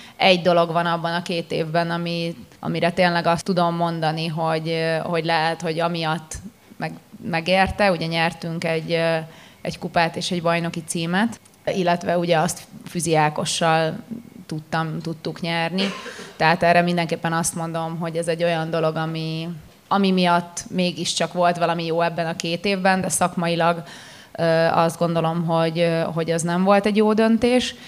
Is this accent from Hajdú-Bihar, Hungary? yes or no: no; Pécs, Baranya, Hungary; én tényleg úgy nőttem fel, hogy kiskoromtól kezdve Pécsen